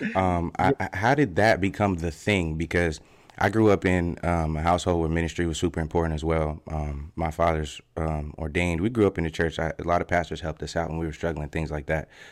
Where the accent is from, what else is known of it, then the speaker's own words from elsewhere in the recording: Fort Collins, Colorado, United States; moved away as an adult; I got to Colorado when I was about eight or nine, and I was born actually in Fort Collins